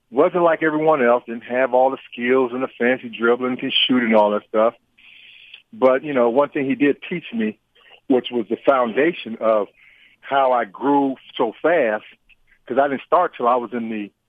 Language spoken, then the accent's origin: English; San Diego, California, United States; moved away as an adult; now in Indiana, United States; I, I was raised in San Diego, California, and a city boy